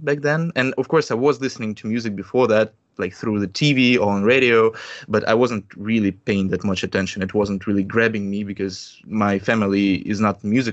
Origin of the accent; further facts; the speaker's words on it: Russia; I'm a musician from Russia